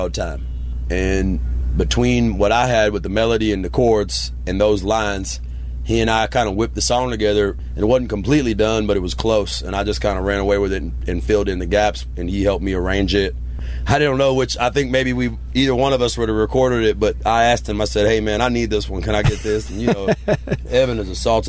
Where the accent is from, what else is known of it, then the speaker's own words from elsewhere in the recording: Texas, United States; I'm from Texas